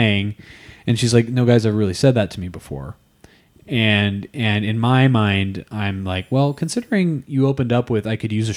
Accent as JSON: {"language": "English", "town": "Piedmont", "region": "California", "country": "United States", "said": "I'm from the Bay Area"}